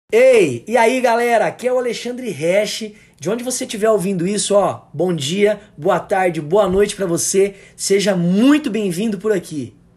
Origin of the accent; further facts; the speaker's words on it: Araçatuba, São Paulo, Brazil; Eu sou de Araçatuba, interior de São Paulo. É muito quente por aqui.